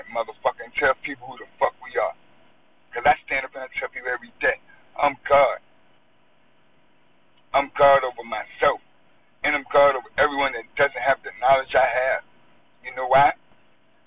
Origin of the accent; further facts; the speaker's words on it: United States; I was born in the United States and I live here